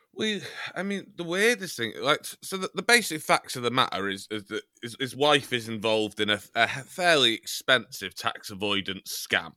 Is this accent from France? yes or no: no; Chester, North West England, United Kingdom; I'm from Chester